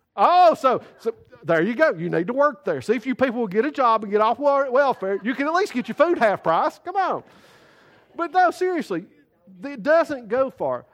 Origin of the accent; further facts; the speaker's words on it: United States; We as American citizens